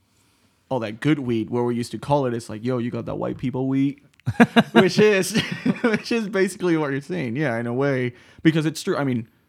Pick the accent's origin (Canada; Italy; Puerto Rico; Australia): Puerto Rico; But I'm from Puerto Rico, so it's fully different.